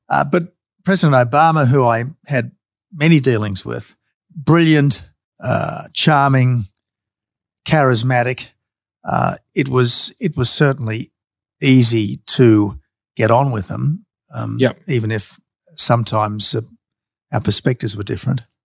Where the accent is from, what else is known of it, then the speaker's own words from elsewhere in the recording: Australia; the Australian Prime Minister